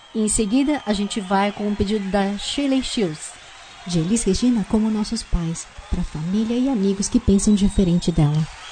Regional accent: Brazil; now in New Zealand; não é porque a gente saiu do Brasil que a gente deixou de ser brasileiro

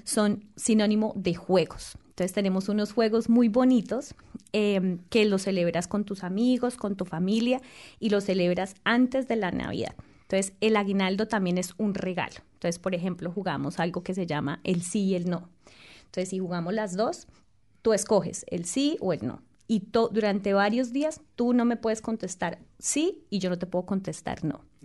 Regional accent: Boyacá, Colombia; moved away; en mi región, en mi tierra, tenemos el aguinaldo boyacense

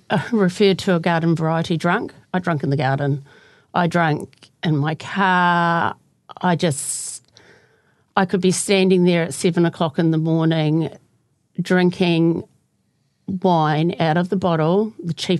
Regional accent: Kaiapoi, Canterbury, New Zealand; I grew up in Kaipoi

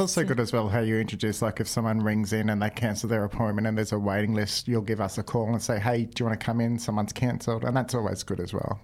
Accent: Australia; now in Dunedin, New Zealand; I'm an Australian

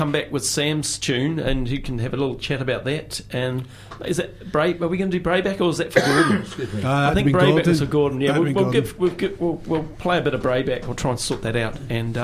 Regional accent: New Zealand; Me and James are, I guess, Kiwi.

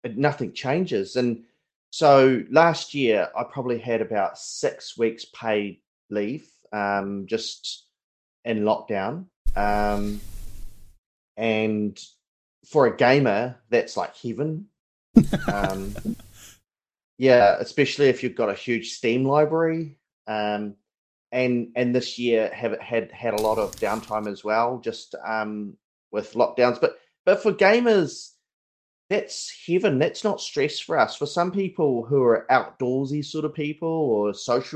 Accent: Otago, New Zealand; also born or lived in Port Chalmers / Whakatane; now in Pōkeno, New Zealand; I'm from Otago. And so I used to live out in Port Chalmers.

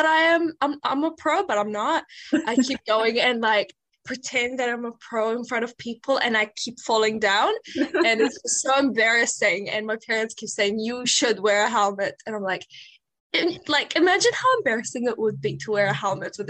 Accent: Iraq; now in Dunedin, New Zealand; I'm from Iraq and I am currently living in Dunedin

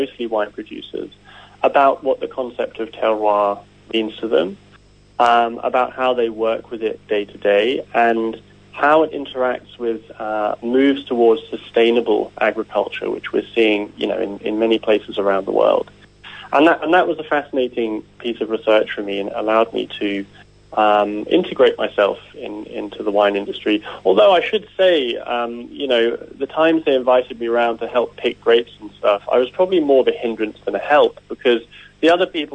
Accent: Jersey; now in Hawke's Bay, New Zealand; I'm from Jersey in the Channel Islands

